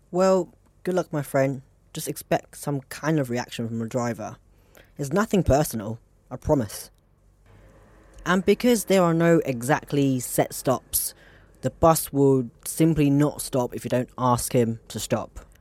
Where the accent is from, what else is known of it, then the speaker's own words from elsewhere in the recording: Hong Kong; I'm from Hong Kong